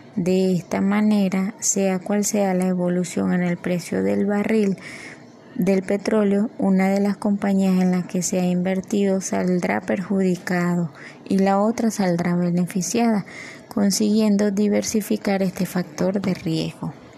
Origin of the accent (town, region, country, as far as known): Venezuela